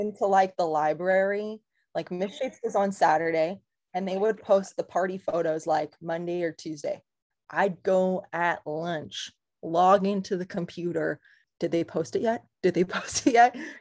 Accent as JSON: {"language": "English", "town": "Camarillo", "region": "California", "country": "United States", "said": "I'm from Ventura County, from Camarillo"}